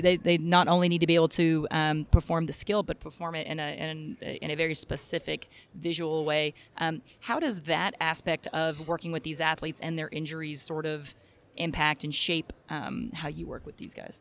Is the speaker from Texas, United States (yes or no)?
yes; Texas, United States; I'm from Texas, so we have drill team, color guard